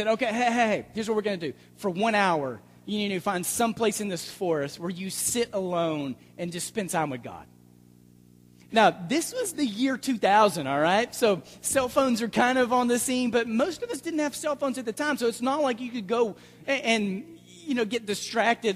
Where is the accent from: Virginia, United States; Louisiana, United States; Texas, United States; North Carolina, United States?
Texas, United States; Dallas; the Bible Belt that I was raised in the Dallas area